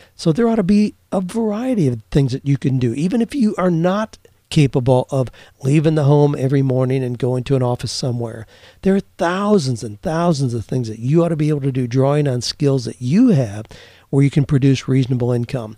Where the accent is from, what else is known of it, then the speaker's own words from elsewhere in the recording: Mount Gilead, Ohio, United States; moved away; where I grew up in Mount Gilead, Ohio